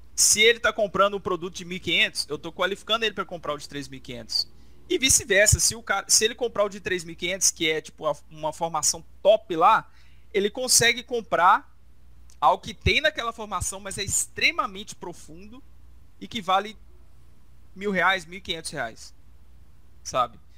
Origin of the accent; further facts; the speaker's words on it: Brazil; Nós somos brasileiros, né? a gente é brasileiro